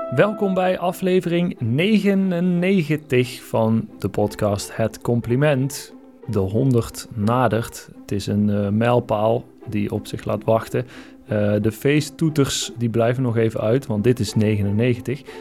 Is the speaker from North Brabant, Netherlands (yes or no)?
yes; North Brabant, Netherlands; ik kom uit Brabant, dus dan is het, ik lees dat als gewoon, omdat die E, ja, wij zeggen dat ook wel eens zo, eh, Brabanders